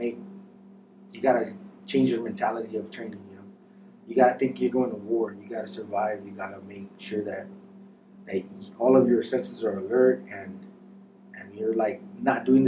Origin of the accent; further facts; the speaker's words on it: Santa Ana, California, United States; I grew up in Santa Ana in the 90s